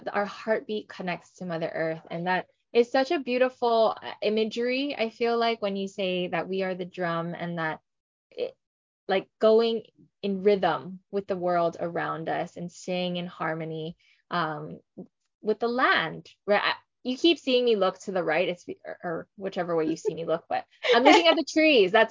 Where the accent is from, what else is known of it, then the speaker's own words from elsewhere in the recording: Hawaii, United States; I am born and raised in Hawaii. I lived here.